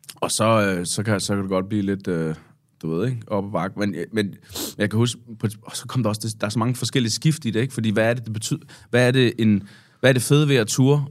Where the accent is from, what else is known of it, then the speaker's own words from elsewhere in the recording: Svendborg, Southern Denmark, Denmark; i Svendborg øh, hvor jeg er fra